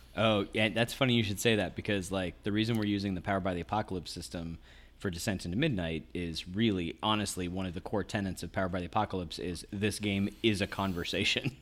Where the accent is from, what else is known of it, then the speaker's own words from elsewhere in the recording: Owensboro, Kentucky, United States; moved away as an adult; also born or lived in Ohio / Pennsylvania / Orange County, California / Santa Cruz, California; when I was s, about six years old until I graduated high school, I lived in Kentucky